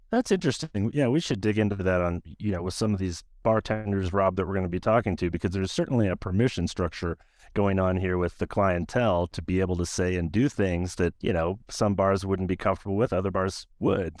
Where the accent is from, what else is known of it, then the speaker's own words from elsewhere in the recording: Des Moines, Iowa, United States; my hometown of Des Moines, Iowa